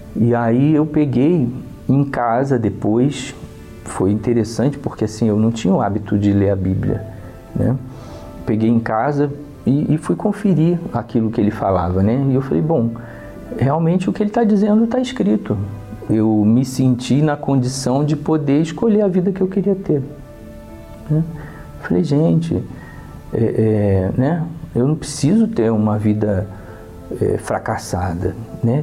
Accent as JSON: {"language": "Portuguese", "region": "Maranhão", "country": "Brazil", "tie": "born or raised there", "said": "Eu nasci no Maranhão."}